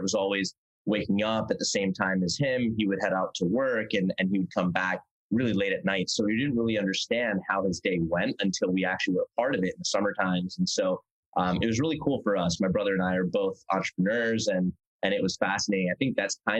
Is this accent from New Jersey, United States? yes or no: yes; Princeton, New Jersey, United States; moved away as an adult; also born or lived in Manhattan, New York; now in Los Angeles, United States; originally, born and raised in New Jersey